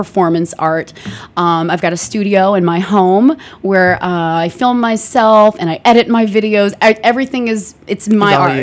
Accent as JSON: {"language": "English", "town": "Rhodes", "region": "South Aegean", "country": "Greece", "moved": "yes", "said": "I'm from Rhodes Island"}